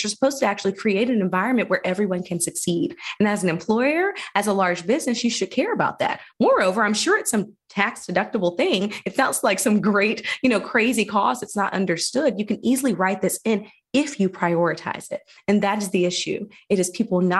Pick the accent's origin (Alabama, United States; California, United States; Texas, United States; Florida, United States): Alabama, United States; Phenix City; I did grow up here. I grew up in Phoenix City, Alabama.